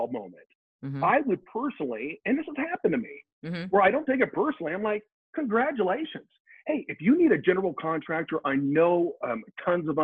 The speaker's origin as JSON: {"language": "English", "region": "Colorado", "country": "United States", "said": "We are from Colorado."}